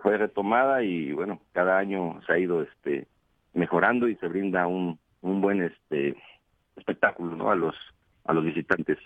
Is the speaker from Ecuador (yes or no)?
no; Xochitepec, Morelos, Mexico; yo soy nativo de aquí de, de yo nací en el, en el mero centro del municipio